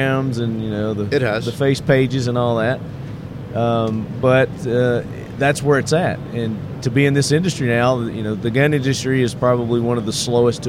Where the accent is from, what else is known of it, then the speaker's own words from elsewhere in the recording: Tennessee, United States; I'm from Tennessee